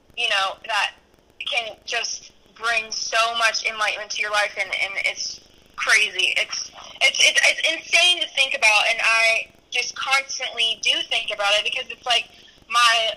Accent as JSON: {"language": "English", "region": "North Carolina", "country": "United States", "said": "we're from North Carolina"}